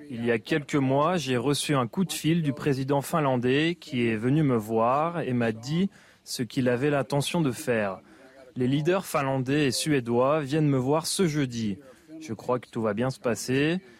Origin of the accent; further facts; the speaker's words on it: Provence-Alpes-Côte d'Azur, France; moi, vu que je viens de Provence, je connais les réflexes face aux grosses chaleurs.